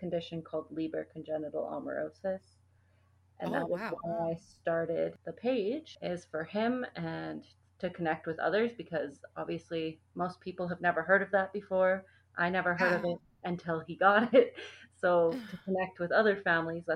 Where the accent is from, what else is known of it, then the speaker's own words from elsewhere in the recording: Calgary, Alberta, Canada; I grew up in Calgary, actually, so I've lived here forever